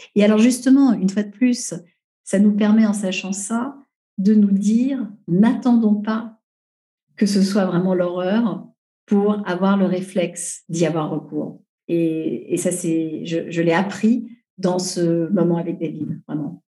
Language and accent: French; Paris, Île-de-France, France; je suis une parisienne, une euh, troisième génération